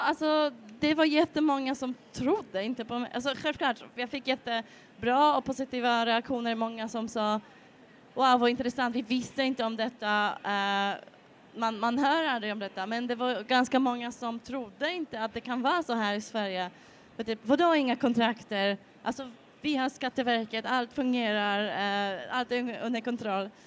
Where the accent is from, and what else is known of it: Poland; Swedish is a second language; moved away as an adult; also born or lived in Spain / England; now in Malmö, Sweden